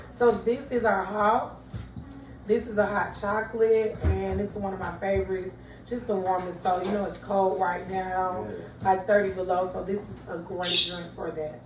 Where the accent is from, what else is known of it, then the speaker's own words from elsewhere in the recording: Atlanta, Georgia, United States; I'm from Pittsburgh